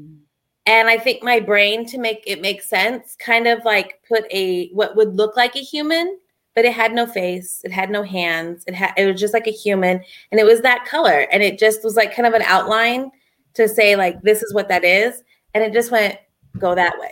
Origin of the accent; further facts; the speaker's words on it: San Diego, California, United States; moved away; also born or lived in Pennsylvania; I'm from San Diego and my mom moved me to Pennsylvania